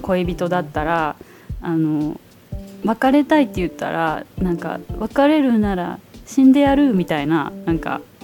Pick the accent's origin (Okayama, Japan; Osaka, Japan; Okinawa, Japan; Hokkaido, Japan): Osaka, Japan; also born or lived in Taiwan; 大阪に帰ってきた